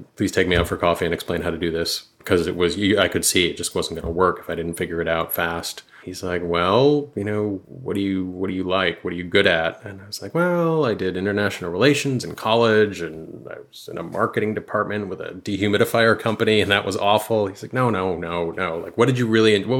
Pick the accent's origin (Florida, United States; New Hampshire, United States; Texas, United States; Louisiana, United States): New Hampshire, United States; moved away as an adult; also born or lived in Brooklyn / Lummi Island / Europe / San Francisco; where I grew up in New Hampshire